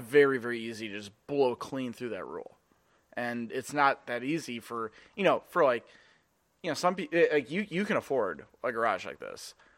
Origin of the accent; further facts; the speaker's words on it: Edina, Minnesota, United States; growing up in Edina